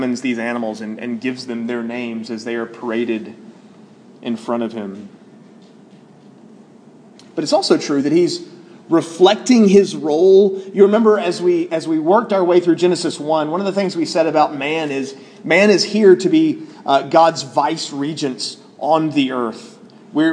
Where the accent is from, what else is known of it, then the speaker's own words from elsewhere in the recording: Columbia, South Carolina, United States; Growing up in Columbia, South Carolina